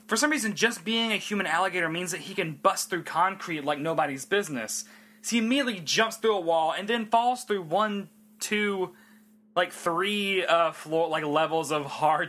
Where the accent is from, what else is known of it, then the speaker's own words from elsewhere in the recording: Tennessee, United States; I'm from Tennessee